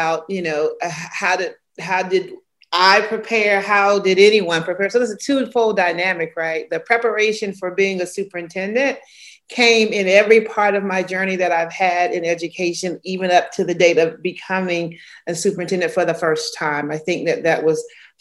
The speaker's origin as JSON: {"language": "English", "region": "Georgia", "country": "United States", "tie": "born or raised there", "also_born_or_lived": "Birmingham, Alabama", "moved": "as an adult", "lives_now": "Atlanta, United States", "said": "I'm born and raised in Georgia"}